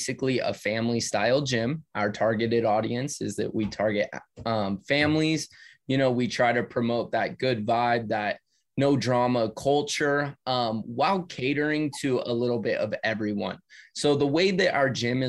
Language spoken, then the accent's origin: English; California, United States; me and my brother were actually planning on moving because we're from California.